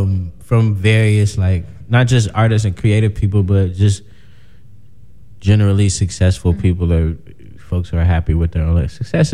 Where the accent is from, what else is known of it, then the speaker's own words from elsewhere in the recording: South Suburbs of Chicago, Illinois, United States; I'm from the South Suburbs.